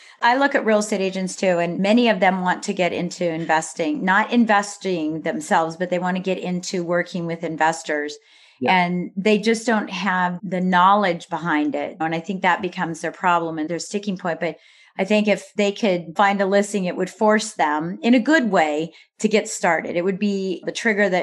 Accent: Midwest, United States; moved away; also born or lived in East Coast; I'm a Midwesterner turned into an Eastern person

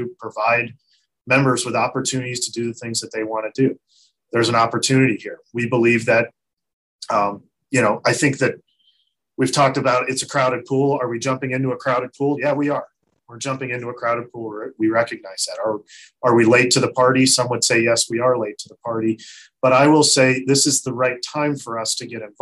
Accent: Ohio, United States; I grew up in Ohio

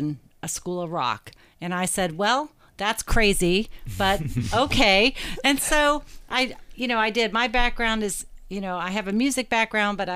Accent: Morgantown, West Virginia, United States; also born or lived in Chicago, Illinois; now in Louisville, United States; I'm originally from West Virginia. I grew up in Morgantown, West Virginia, not too far from here.

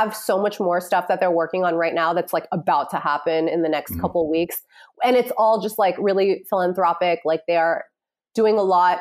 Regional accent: New York City, New York, United States; I grew up in New York City

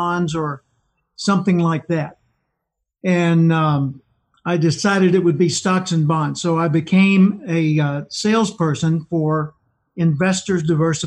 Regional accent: Little Rock, Arkansas, United States; I grew up in Little Rock, Arkansas.

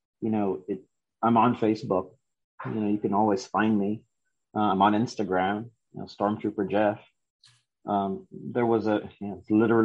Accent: Philippines; moved away; We grew up in the Philippines, out in the country

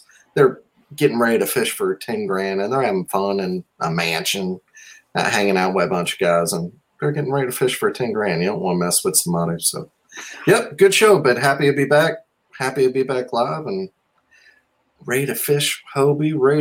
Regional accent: Mississippi, United States; I'm from Mississippi

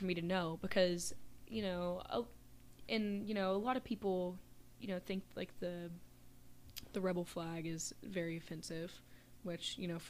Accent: the South, United States; It's just my heritage, you know? That's where I came from. It's my family. I grew up in the South. My whole family's from the South, you know, learning that my great great great great grandfather was a chief of a Cherokee tribe

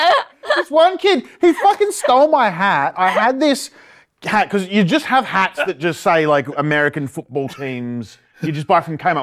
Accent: Ipswich, Queensland, Australia; When I got to this private school, suddenly I was from Red Bank

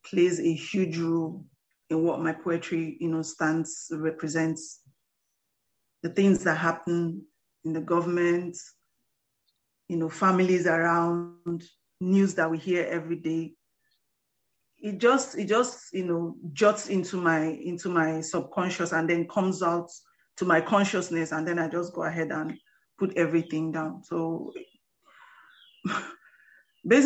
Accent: Rivers State, Nigeria; I'm from Nigeria, River State, Nigeria, based in Port Harcourt, precisely.

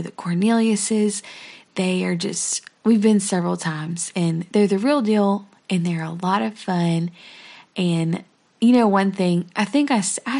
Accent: Silsbee, Texas, United States; We are from Silsbee, Texas

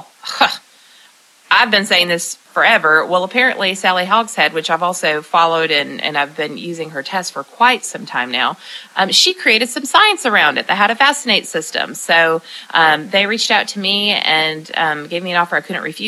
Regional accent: Lebanon, Tennessee, United States; right here in my hometown in Lebanon, Tennessee

